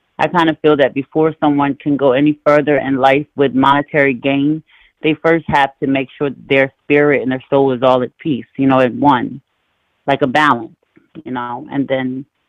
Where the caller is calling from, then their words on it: Maryland, United States; I'm calling from Maryland.